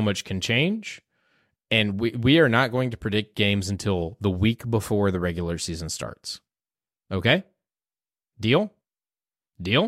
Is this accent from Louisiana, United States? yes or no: no; Houston, Texas, United States; moved away; I'm from Houston